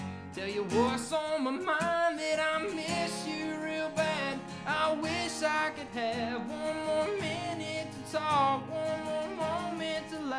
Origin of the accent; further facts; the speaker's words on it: the South, United States; Dad, we did that on purpose because it's just, you know, we're from the South.